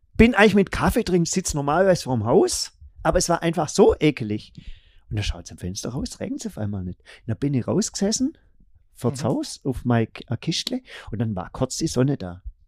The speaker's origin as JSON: {"language": "German", "country": "Germany", "said": "wir gesagt, ja, aus Deutschland."}